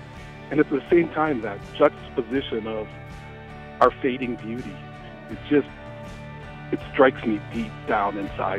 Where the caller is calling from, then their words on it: St. Paul, Minnesota, United States; I'm calling from St. Paul, Minnesota.